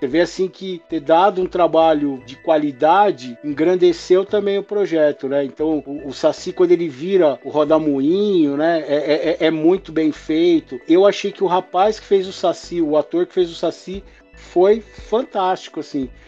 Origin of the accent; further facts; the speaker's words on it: Mauá, São Paulo, Brazil; eu sou daqui de Mauá, em São Paulo